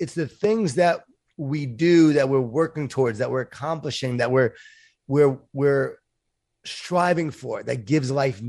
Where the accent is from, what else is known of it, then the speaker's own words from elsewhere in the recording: Long Island, New York, United States; I grew up in Long Island, New York, Jewish Italian family, a lot of food, a lot of guilt.